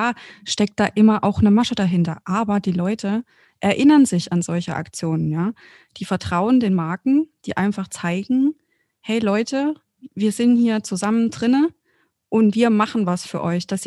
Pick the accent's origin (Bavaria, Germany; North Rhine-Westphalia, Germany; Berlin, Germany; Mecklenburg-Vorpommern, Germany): Bavaria, Germany; sogar ich aus Franken.